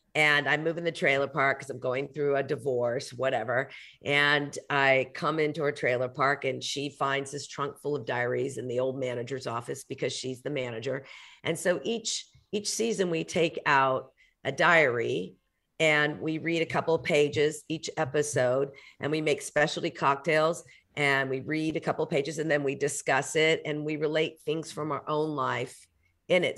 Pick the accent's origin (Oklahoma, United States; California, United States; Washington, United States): Oklahoma, United States; Oklahoma City; I grew up in Oklahoma City